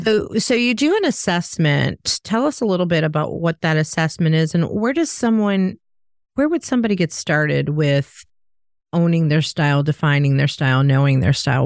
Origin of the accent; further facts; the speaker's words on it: Chicago, Illinois, United States; I'm from Chicago